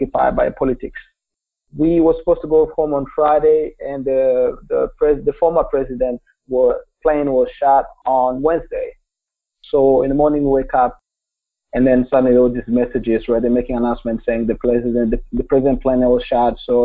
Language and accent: English; Kigali, Rwanda; English is a second language; now in United States; I was born in Rwanda, just a small country in the center or east center part of the African continent. I grew up in Kigali, which is the capital